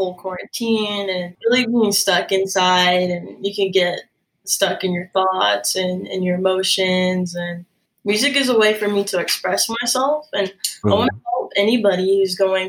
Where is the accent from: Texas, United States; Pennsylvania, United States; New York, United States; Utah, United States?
Utah, United States; Salt Lake City; also born or lived in Los Angeles; I'm born and raised in Salt Lake City, Utah